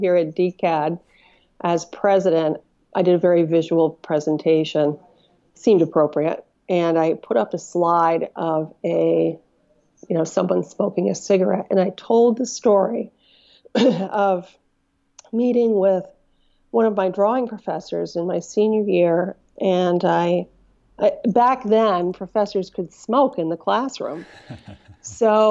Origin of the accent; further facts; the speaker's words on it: Mineville, New York, United States; also born or lived in Albany, New York; now in Wilmington, United States; I grew up in a town called Mineville, New York, which is smaller than almost anything you can imagine